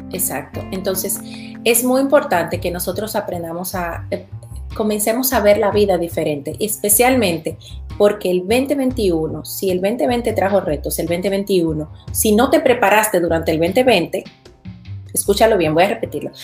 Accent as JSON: {"language": "Spanish", "country": "Dominican Republic", "moved": "yes", "lives_now": "Florida, United States", "said": "Yo vivo en los Estados Unidos, en Florida, pero soy originaria de República Dominicana."}